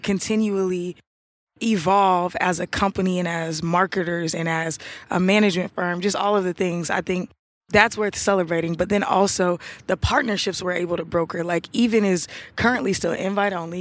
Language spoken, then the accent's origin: English; Atlanta, Georgia, United States; I'm from Atlanta. I live in Atlanta.